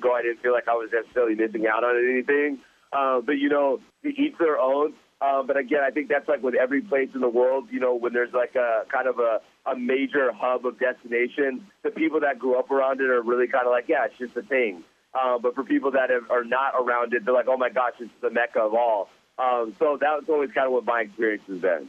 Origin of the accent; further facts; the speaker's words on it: Anaheim, California, United States; growing up in Orange County